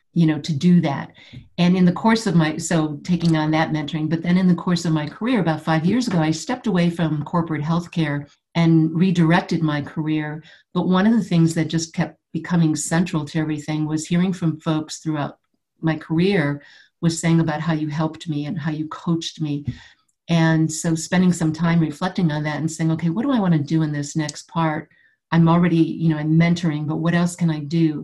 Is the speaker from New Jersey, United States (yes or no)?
no; Buffalo, New York, United States; I grew up in Buffalo, New York